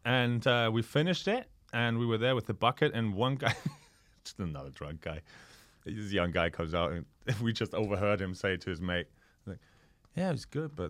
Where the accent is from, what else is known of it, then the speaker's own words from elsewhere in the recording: Austria; moved away; I'm from Austria.